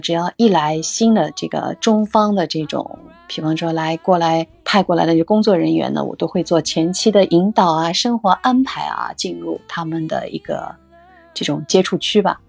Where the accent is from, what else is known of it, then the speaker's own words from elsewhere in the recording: China; 作为中国人